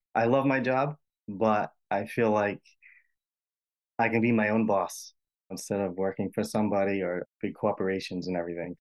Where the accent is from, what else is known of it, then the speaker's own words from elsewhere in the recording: Rhode Island, United States; accent: Rhode Island, distinct in the middle accent; I'm, I'm from Rhode Island